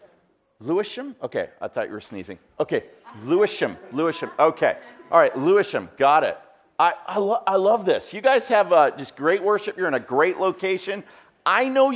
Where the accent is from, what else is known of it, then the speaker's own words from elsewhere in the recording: Canada; I'm from Canada.